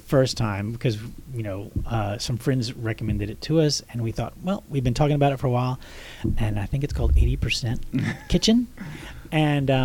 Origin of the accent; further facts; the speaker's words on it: Texas, United States; I grew up in Texas where people were in pads